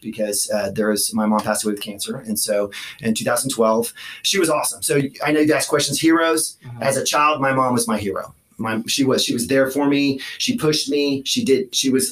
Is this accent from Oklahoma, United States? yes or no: yes; Norman, Oklahoma, United States; also born or lived in Miami, Florida / Los Angeles, California; we moved back to Norman. I grew up in Norman, graduated from Norman High in 1991